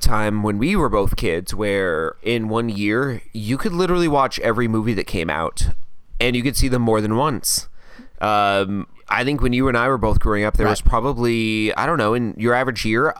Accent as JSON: {"language": "English", "country": "United States", "said": "I'm American."}